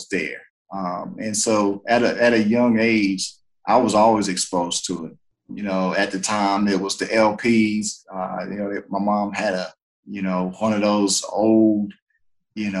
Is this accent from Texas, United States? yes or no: no; Greensboro, North Carolina, United States; I'm originally from Greensboro, North Carolina. Born and raised there